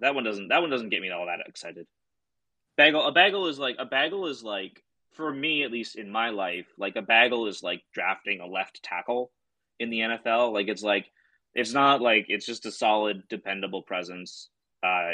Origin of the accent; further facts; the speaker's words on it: Canada; I'm from Canada, which is essentially the Midwest in the 1950s